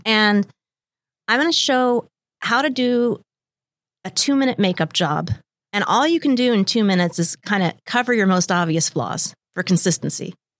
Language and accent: English; Lake Tapps, Washington, United States; also born or lived in Bellevue / Bellingham; I was born in Bellevue, and I've lived here in the Seattle area my whole entire life. I'm from a small town, Lake Taps, and I went to Sumner High